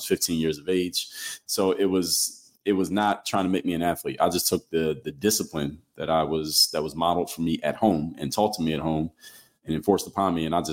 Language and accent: English; Philadelphia, Pennsylvania, United States; I'm from Philly